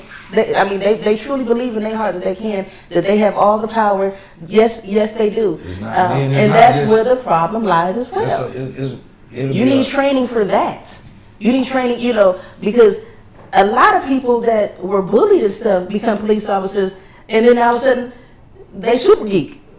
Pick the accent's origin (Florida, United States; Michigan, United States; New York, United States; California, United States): California, United States; Los Angeles; me growing up in Los Angeles